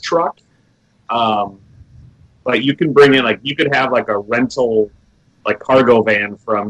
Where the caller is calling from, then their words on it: Orlando, Florida, United States; I'm... sunny Orlando, Florida.